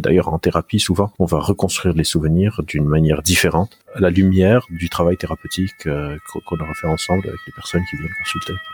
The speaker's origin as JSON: {"language": "French", "country": "Lebanon", "tie": "born or raised there", "also_born_or_lived": "Beirut", "said": "J'ai grandi au Liban. Je suis libanais euh, d'origine."}